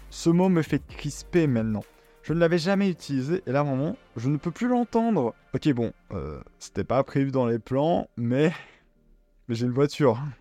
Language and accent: French; Belgium; je suis belge